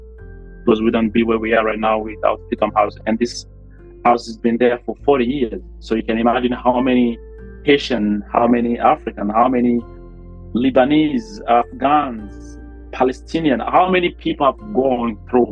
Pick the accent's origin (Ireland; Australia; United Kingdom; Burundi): Burundi; Bujumbura, Bujumbura Mairie; So very, very peaceful, environment. We moved around a lot in Bujumbura, right?